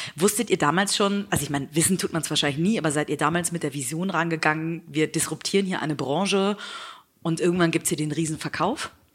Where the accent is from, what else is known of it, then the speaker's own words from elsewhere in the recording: Hamburg, Germany; in Hamburg vor Ort sein, in meiner Heimatstadt